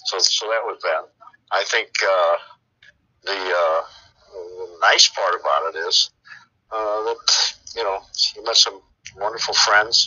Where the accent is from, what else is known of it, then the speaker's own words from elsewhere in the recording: Midwest, United States; moved away as an adult; I was from the Midwest